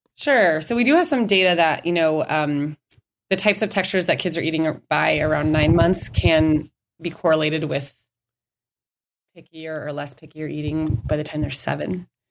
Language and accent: English; Minnesota, United States; now in Scottsdale, United States; I grew up in Minnesota